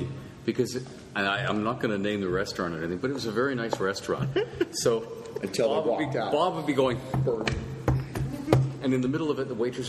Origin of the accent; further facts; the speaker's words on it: Canada; in Canada, we don't yell.